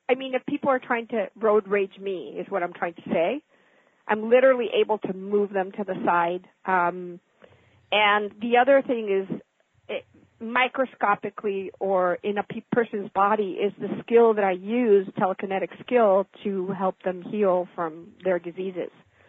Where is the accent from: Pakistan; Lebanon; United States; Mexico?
Mexico; I was born and raised in Mexico from American parents.